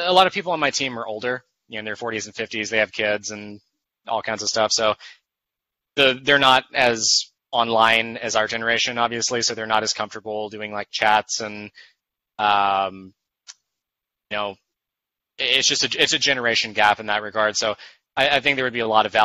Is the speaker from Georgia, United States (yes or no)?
yes; Macon, Georgia, United States; moved away as an adult; also born or lived in Atlanta; my hometown of Macon